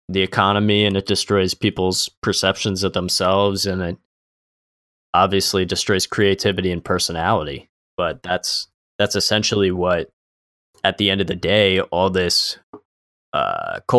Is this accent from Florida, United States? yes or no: yes; Florida, United States; a lot of people, especially we're from Florida, a lot of Cubans, they came from communism